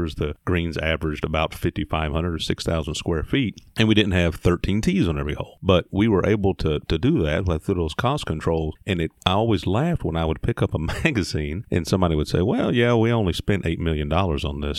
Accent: Indiana, United States; moved away as an adult; now in Mississippi, United States; I grew up in Indiana, went to school at Mississippi State, and landed here.

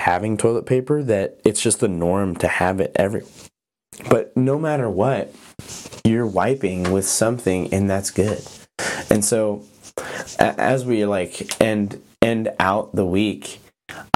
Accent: Montana, United States; moved away as an adult; also born or lived in Oregon; I grew up in Montana but went to college in Oregon

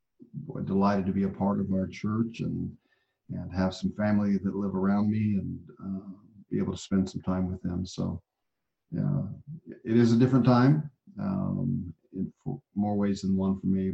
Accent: Albuquerque, New Mexico, United States; born there; also born or lived in Okinawa / Italy / Germany / Oklahoma; I grew up as a military brat. So, you know, I was born in Albuquerque, New Mexico, lived after that in Okinawa, lived in Italy for 3 years.

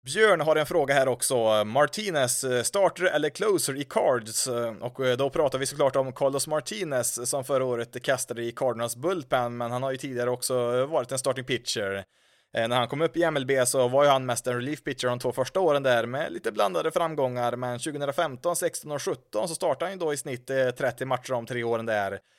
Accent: Karlstad, Värmland, Sweden; hemma i Karlstad

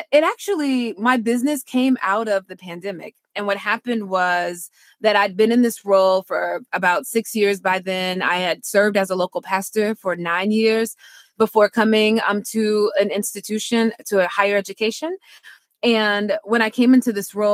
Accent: Mississippi, United States; moved away as an adult; also born or lived in Washington, D.C. / Durham, North Carolina; I'm from Mississippi. People get called by the Lord and they just go do it

